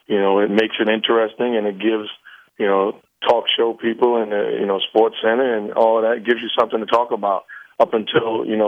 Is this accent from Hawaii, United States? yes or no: no; New York City, New York, United States; I'm from New York City